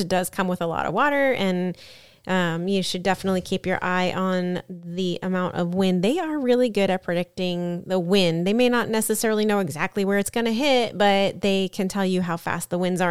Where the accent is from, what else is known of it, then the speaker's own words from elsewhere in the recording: Florida, United States; we are from Florida